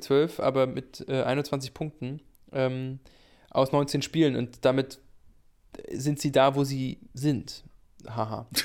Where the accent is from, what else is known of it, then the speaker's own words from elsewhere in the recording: Greifswald, Mecklenburg-Vorpommern, Germany; ich bin in Greifswald geboren